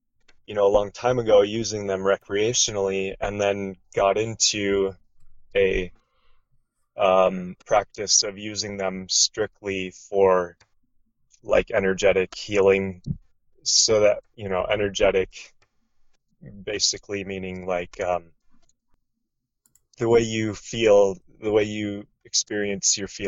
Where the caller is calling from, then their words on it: Oregon, United States; Southern Oregon, and it's super nice out here today.